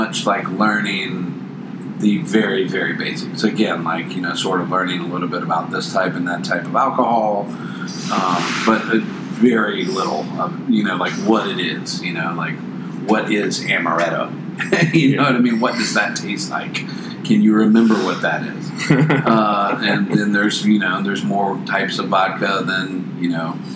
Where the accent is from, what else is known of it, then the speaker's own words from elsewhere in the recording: Charlotte, North Carolina, United States; I grew up in Charlotte